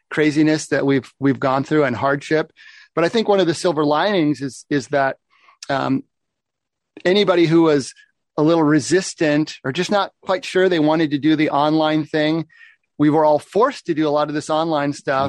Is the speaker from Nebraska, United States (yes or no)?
no; Oregon, United States; moved away as an adult; also born or lived in Seattle area, Washington; I grew up in Oregon. When I moved up to the Seattle area for university